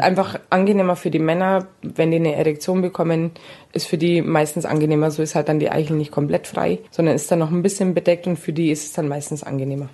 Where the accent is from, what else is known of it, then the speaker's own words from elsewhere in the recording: Palestine; bei uns in Palästina